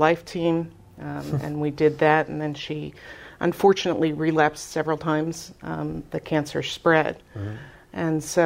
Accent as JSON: {"language": "English", "town": "Philadelphia", "region": "Pennsylvania", "country": "United States", "tie": "born or raised there", "moved": "as an adult", "lives_now": "Spring-Ford area, United States", "said": "I grew up in Philadelphia, as you can tell by my accent."}